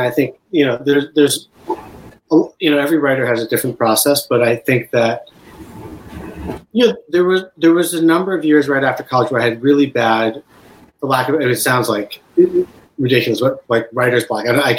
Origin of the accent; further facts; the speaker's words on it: Boston, Massachusetts, United States; also born or lived in Chicago / Urbana-Champaign; And then they moved to Urbana-Champaign, and then I moved to Boston when I was about 5.